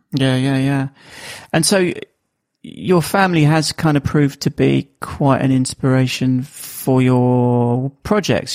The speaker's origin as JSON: {"language": "English", "country": "United Kingdom", "accent": "Estuary English", "said": "you have to listen to my estuary English, as they call it, um, my my accent."}